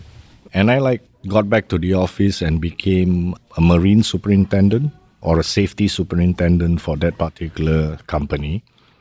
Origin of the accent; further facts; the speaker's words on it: Malaysia; moved away as an adult; also born or lived in Los Angeles; now in Singapore; I'm basically a Malaysian.